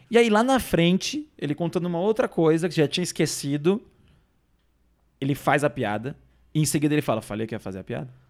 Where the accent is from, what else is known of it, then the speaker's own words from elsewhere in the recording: Minas Gerais, Brazil; E eu sou mineiro.